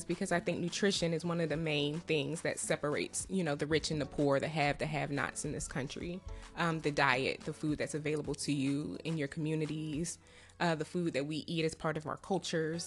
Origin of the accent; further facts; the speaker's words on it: Prince George's County, Maryland, United States; also born or lived in Baltimore, Maryland; So I'm from Maryland. I'm from PG County. I grew up in PG County